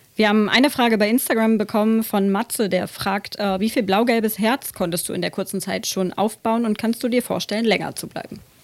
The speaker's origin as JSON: {"language": "German", "region": "Lower Saxony", "country": "Germany", "said": "uns Niedersachsen"}